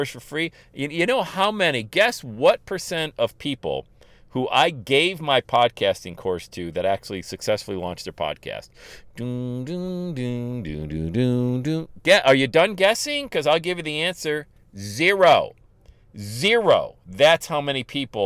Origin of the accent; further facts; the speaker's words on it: Bradford, Pennsylvania, United States; I'm from Bradford, Pennsylvania.